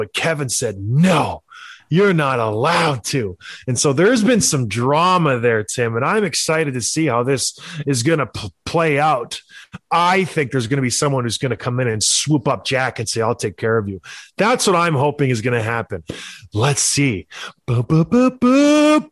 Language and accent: English; St. Catharines, Ontario, Canada; I'm from the Buffalo area. I'm from St. Catharines, just a hop, skip, and a jump across the old bridge there